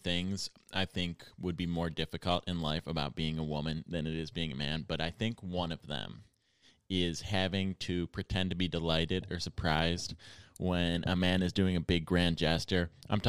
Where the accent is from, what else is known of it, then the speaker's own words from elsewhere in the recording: Buffalo, New York, United States; moved away; also born or lived in Los Angeles; One time, I went to Buffalo, which is where I'm from